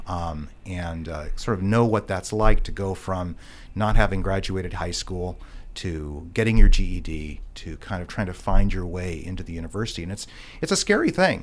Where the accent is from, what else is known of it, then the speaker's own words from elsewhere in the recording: Juneau, Alaska, United States; I grew up here in Juneau